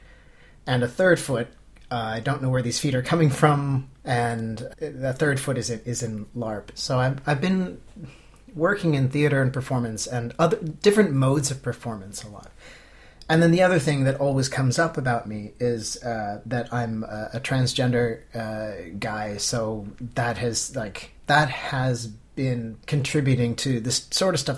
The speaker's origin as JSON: {"language": "English", "country": "Canada", "tie": "born or raised there", "moved": "as an adult", "lives_now": "Finland", "said": "I grew up in Canada and then went to university"}